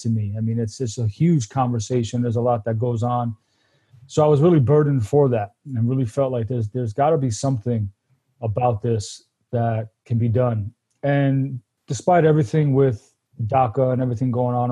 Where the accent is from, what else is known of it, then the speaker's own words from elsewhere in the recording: New York City, New York, United States; moved away as an adult; now in Paso Robles, United States; I was born out in Brooklyn, New York, born and raised. I've actually only been in California 4 years.